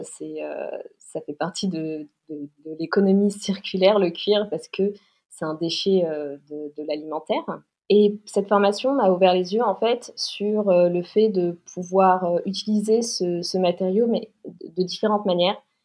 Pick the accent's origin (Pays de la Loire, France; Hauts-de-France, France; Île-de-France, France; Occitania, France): Île-de-France, France; Paris; j'ai 29 ans, je viens de Paris